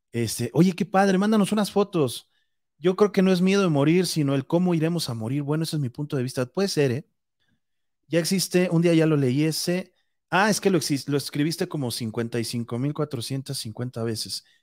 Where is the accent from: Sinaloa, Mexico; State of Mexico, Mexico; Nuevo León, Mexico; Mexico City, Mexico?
Mexico City, Mexico; now in Irapuato, Mexico; Perdón, yo soy de la Ciudad de México y me vine a vivir a Irapuato, Guanajuato.